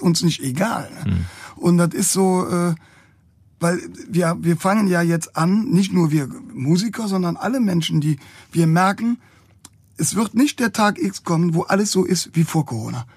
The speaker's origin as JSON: {"language": "German", "town": "Cologne", "region": "North Rhine-Westphalia", "country": "Germany", "said": "wenn du als Kölner unterwegs"}